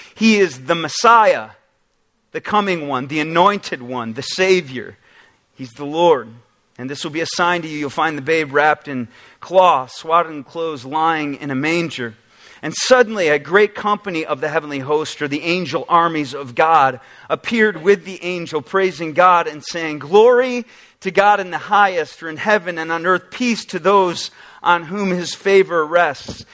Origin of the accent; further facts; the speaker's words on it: Oswego, New York, United States; now in Michigan, United States; I actually got some pictures of Oswego, New York to show you a little bit about my background.